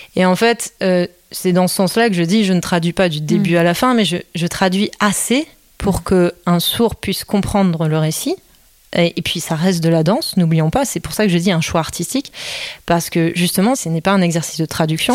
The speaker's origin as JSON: {"language": "French", "country": "Belgium", "tie": "born or raised there", "also_born_or_lived": "Netherlands / Corsica / United States", "moved": "yes", "lives_now": "France", "said": "j'étais pas venue en France, puisque je suis née en Belgique"}